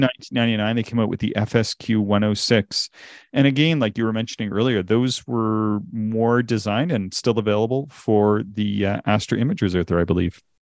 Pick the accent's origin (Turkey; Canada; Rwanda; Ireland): Canada; accent: Canadian; my Canadian accent